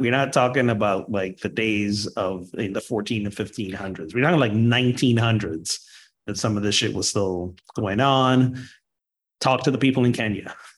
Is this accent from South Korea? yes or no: no; Barbados; moved away as an adult; now in United States; I was born and grew up in Barbados till 19